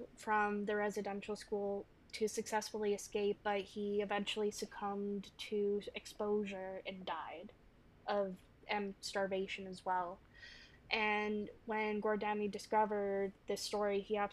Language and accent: English; Kingston, Ontario, Canada; born or raised there; also born or lived in Georgia